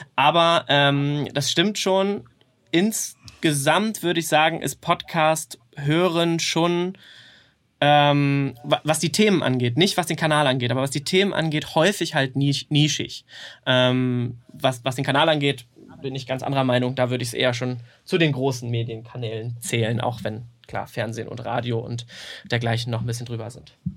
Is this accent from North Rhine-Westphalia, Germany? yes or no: no; near Kiel, Schleswig-Holstein, Germany; moved away as an adult; now in Hamburg, Germany; ich komme eigentlich aus der Nähe von Kiel